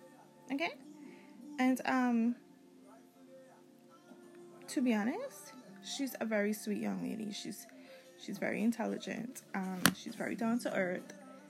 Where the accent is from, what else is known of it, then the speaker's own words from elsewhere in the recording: U.S. Virgin Islands; I am from the Virgin Islands. I have roots all over, though.